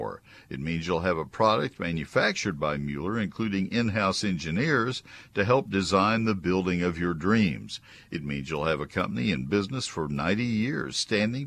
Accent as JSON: {"language": "English", "town": "College Station", "region": "Texas", "country": "United States", "tie": "born or raised there", "also_born_or_lived": "Dallas-Fort Worth", "said": "my home when I was growing up in College Station"}